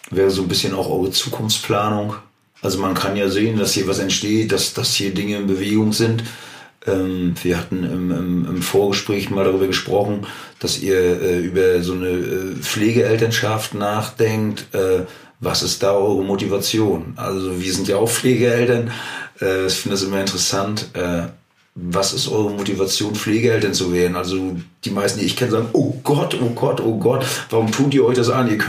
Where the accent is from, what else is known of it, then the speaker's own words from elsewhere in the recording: Germany; ich persönlich für mich auch als Deutscher habe damit überhaupt kein Problem.